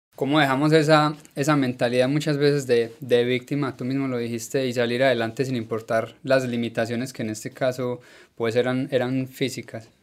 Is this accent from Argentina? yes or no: no; Colombia; nosotros en Colombia